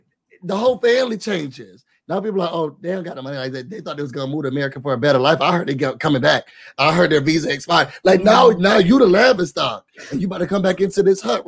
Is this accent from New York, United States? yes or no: yes; Rochester, New York, United States; moved away; back where I'm from in Rochester